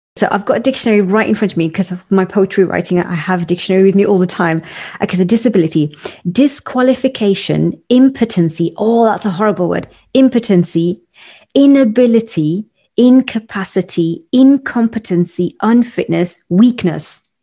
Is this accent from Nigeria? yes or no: no; United Kingdom; as a British Indian or South Asian woman